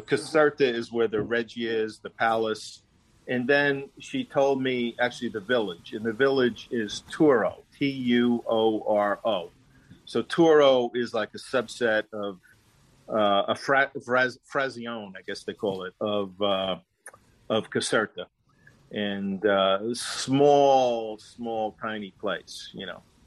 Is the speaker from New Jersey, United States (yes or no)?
yes; New Jersey, United States; the only family that I know that I ever knew growing up in New Jersey were Italian people